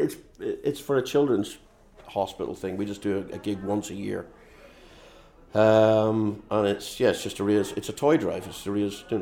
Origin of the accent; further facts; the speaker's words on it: Belfast, Northern Ireland, United Kingdom; moved away as an adult; also born or lived in London / Newcastle; now in Chicago, United States; I grew up in Belfast. I lived in London for 11 years. I lived in Newcastle for 15 years. And I've now been in Chicago for about 15 years